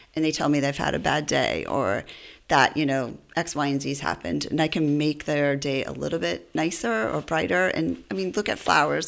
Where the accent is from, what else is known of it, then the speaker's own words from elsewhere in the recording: Worcester, Massachusetts, United States; I grew up in Worcester